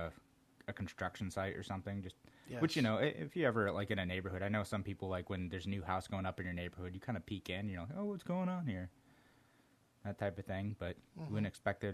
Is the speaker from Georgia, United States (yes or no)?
yes; Brunswick, Georgia, United States; I was born in Brunswick, Georgia